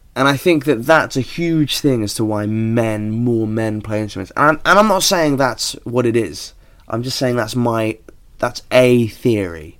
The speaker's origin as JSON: {"language": "English", "country": "United Kingdom"}